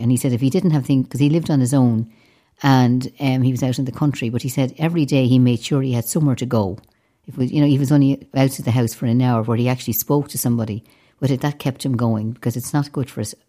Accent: Dublin, Leinster, Ireland; I grew up in a city, and yet I was much happier down the west

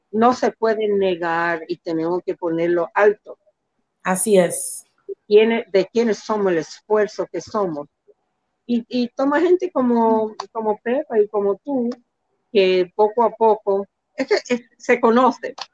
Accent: Dominican Republic; Nunca me, no, nunca, y yo no decía, yo soy dominicana.

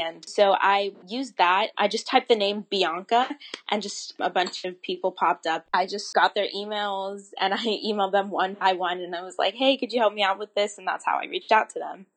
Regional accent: Florida, United States; I'm kind of from the South. I'm from Florida.

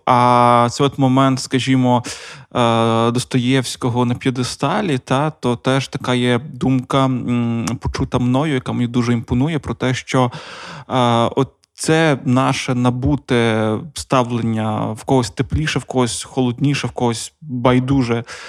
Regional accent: Donetsk Oblast, Ukraine; first language Russian; Ukrainian is a second language; Я народився на Донеччині, і моє перше моє спілкування російська. Е, І я перейшов на українську в 15 лише.

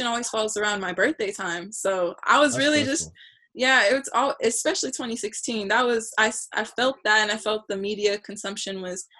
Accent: Chula Vista, California, United States; I am from Chula Vista, California, lived right next to Chula High, didn't go to Chula High, went to Otay

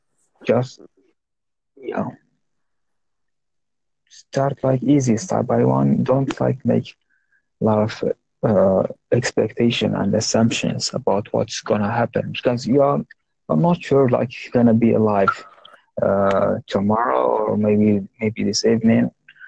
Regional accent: Algeria; English is a second language; I'm from North Africa, in a country called Algeria

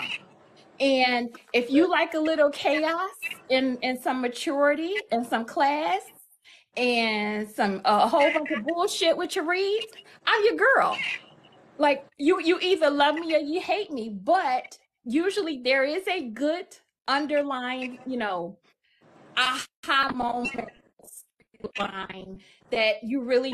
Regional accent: Buffalo, New York, United States; moved away as an adult; now in Michigan, United States; I hail from Buffalo, New York. I currently reside in Michigan

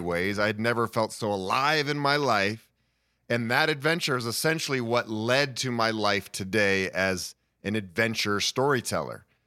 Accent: Boulder, Colorado, United States; also born or lived in Honduras; I'm born and raised in Boulder, Colorado. I've lived here most of my life.

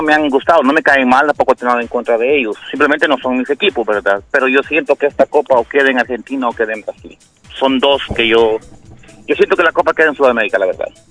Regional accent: El Salvador; moved away; Yo soy salvadoreño

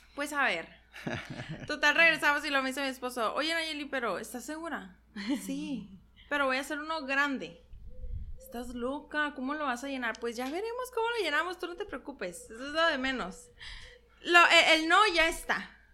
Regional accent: San Luis Río Colorado, Sonora, Mexico; soy originaria de San Luis de Colorado

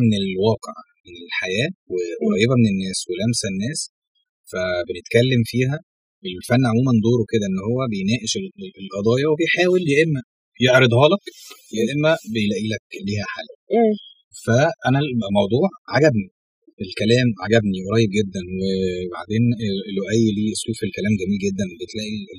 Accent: Sohag, Sohag Governorate, Egypt; moved away as an adult; now in Cairo, Egypt; انا مش من القاهره اصلا انا من الصعيد من سوهاج

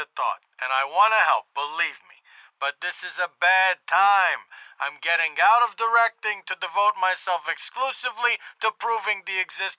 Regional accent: Bronx, New York, United States; That's what we said about cockroaches when I was growing up in the Bronx.

